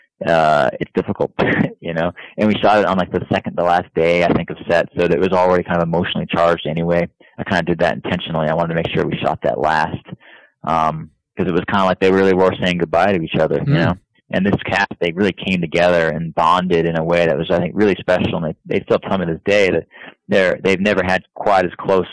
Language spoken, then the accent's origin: English; Florida, United States; I'm from Florida